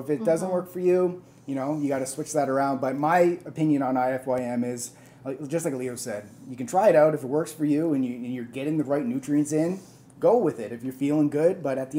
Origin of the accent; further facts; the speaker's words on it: India; I'm Indian, and my question to you guys is